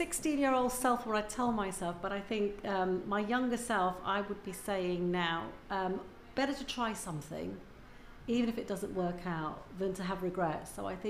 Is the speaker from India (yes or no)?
yes; India; Because I'm Indian, in case people didn't know that, and I miss so much about not having my parents around.